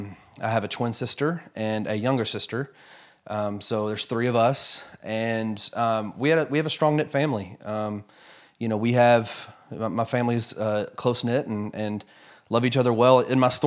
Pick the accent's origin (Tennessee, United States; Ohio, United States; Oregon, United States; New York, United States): Tennessee, United States; Memphis; also born or lived in Fort Worth, United States; Yeah, so I was born in Fort Worth, Texas. My dad was in seminary when I was born. My entire extended family is actually from Memphis. So within about a year and a half, I think we were back in Memphis